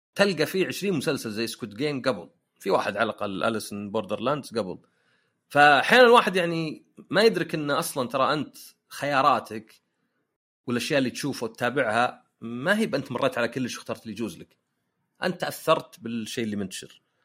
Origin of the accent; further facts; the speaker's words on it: Saudi Arabia; احنا عندنا في السعوديه